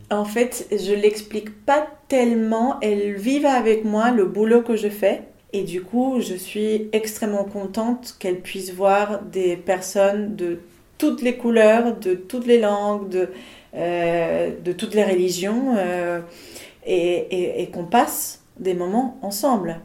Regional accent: Buenos Aires, Argentina; moved away as an adult; also born or lived in Paris, France; now in Nantes, France; Je suis née en Argentine il y a 40 ans, à Buenos Aires. Et en 2021, j'ai fêté mes premières 20 années de vie en France.

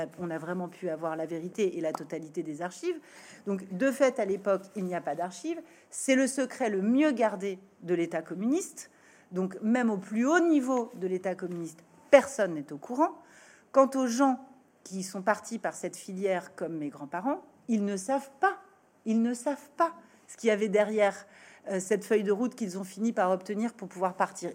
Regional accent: France; la première génération née en France et ne parlant pas le roumain

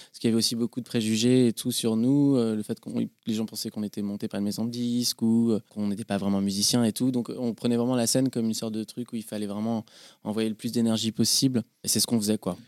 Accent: Paris, Île-de-France, France; also born or lived in Boulogne-Billancourt; j'ai grandi à Paris. J'ai grandi à Paris, euh, rive gauche, dans le 14e, vers le parc Montsouris

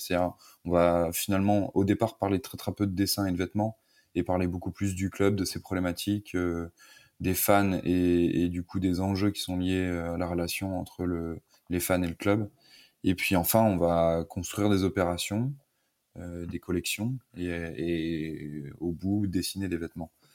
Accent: the West, western France, France; also born or lived in Paris; Je viens de l'Ouest, au départ.

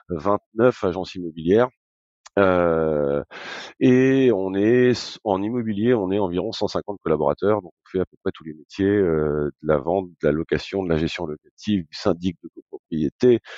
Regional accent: Granville, Normandy, France; also born or lived in Paris; Je suis normand purbeur. Ah d'accord. Donc euh, donc euh, né à né à Granville, euh, voilà j'ai quitté un peu la région pour aller faire mes études à Paris

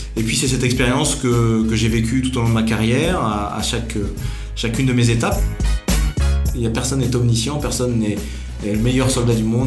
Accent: Verdun, Grand Est, France; moved away; je suis né à Verdun. Donc je crois, j'y ai vécu une petite partie de, de mon enfance, une dizaine d'années environ

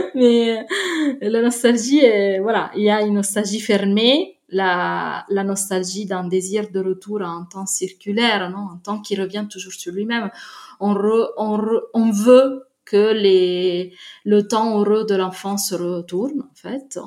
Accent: Naples, Campania, Italy; je viens de Naples

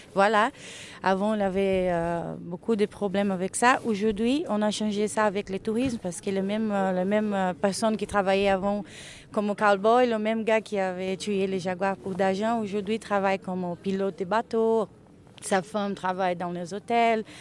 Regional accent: Pantanal, Mato Grosso, Brazil; French is a second language; also born or lived in Cuiabá; Je suis née euh, à Cuiabá et après j'ai grandi dans une fazenda au Pantanal

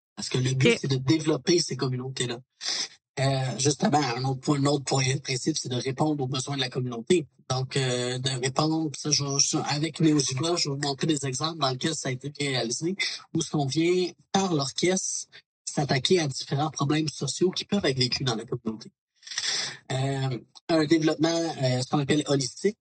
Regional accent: Beauce, Quebec, Canada; now in Quebec City, Canada; je parle de la Beauce parce que c'est de là que je suis originaire

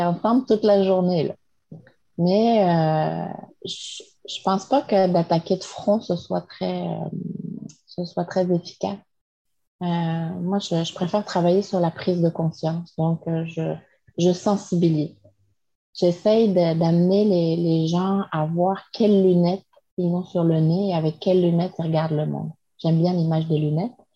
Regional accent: France; moved away as an adult; now in Quebec, Canada; je suis française

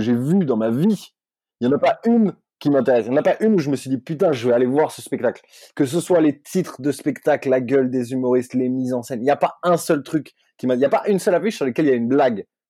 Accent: Corsica, France; je suis corse ma mère est corse

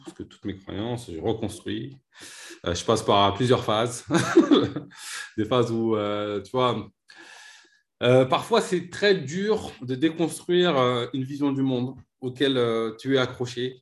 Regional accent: Vitry-sur-Seine, Île-de-France, France; j'ai grandi à Vitry-sur-Seine

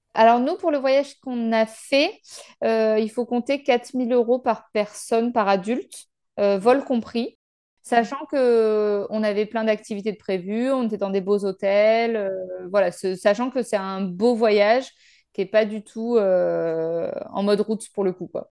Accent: France; en tant que Français

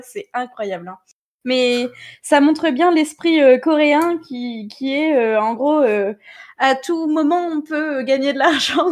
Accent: Normandy, France; accent: Normand; mon bon accent normand

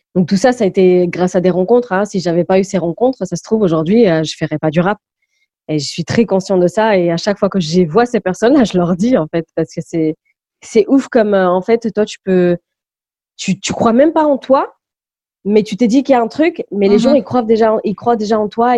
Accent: Malaga, Andalusia, Spain; first language English; French is a second language; also born or lived in Goa, India / Lisbon, Portugal; now in France; c'est à Malaga que j'ai vraiment grandi, que j'ai fait ma scolarisation

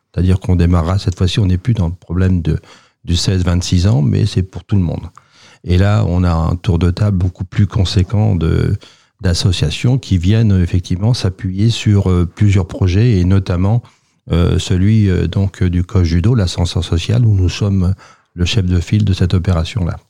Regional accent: Sartrouville, Île-de-France, France; je suis né à Sartreville

